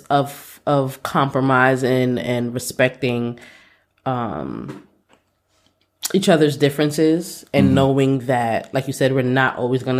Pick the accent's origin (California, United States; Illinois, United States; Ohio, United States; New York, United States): New York, United States; New York City; Growing up in Brooklyn, you know, just taking transit, buses and trains everywhere